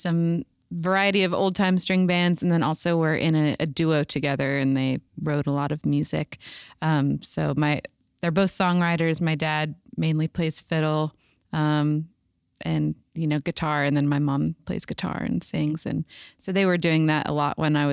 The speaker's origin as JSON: {"language": "English", "region": "Virginia", "country": "United States", "tie": "born or raised there", "also_born_or_lived": "Portland", "moved": "as an adult", "said": "I grew up in Virginia"}